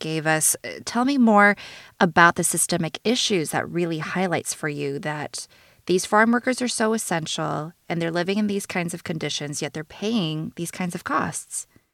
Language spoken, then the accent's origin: English; Bay Area, California, United States; I'm Chinese American. I was born and raised in the Bay Area